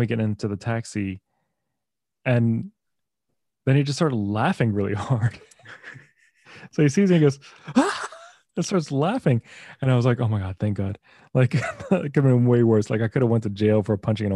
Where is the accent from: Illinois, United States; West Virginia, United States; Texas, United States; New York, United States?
Texas, United States; moved away; I'm from Texas